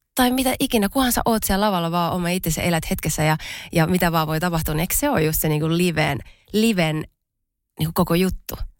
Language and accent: Finnish; Pori, Satakunta, Finland; mä oon siis Porista kotoisin.